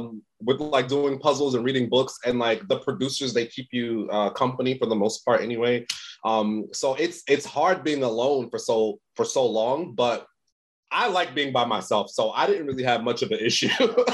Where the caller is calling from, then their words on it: Los Angeles, California, United States; Yeah, I'm in the States. I'm in LA.